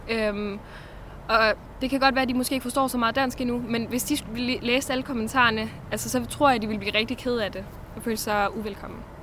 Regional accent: Denmark; det er de værdier, vi er vokset op med i Danmark

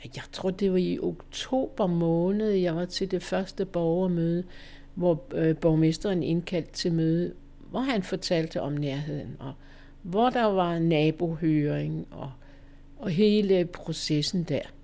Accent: Holstebro, Central Denmark Region, Denmark; also born or lived in Valby; now in Hedehusene, Denmark; min hjemmeegn, hvor jeg kommer fra Holstebro-kanten

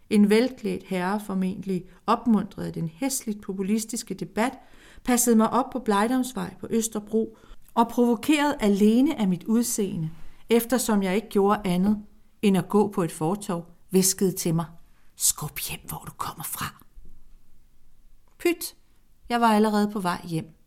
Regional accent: Greece; now in Denmark; I 1960'erne rejste jeg ud som græker og er nu mange dialoger senere mellem min græske sjæl og min danske sjæl en græsk dansker. I Grækenland bliver jeg set som en dansk græker.

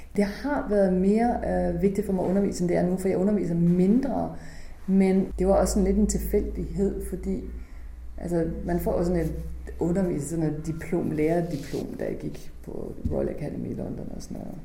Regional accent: Holstebro, Central Denmark Region, Denmark; born or raised there; moved away

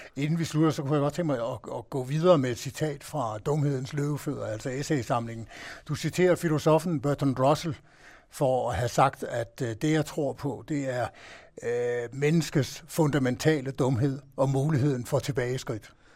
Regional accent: Denmark; vi i Danmark

